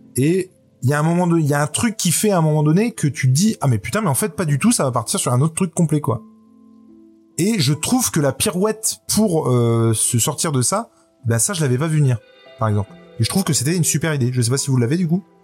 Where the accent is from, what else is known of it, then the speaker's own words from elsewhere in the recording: France; chez nous en France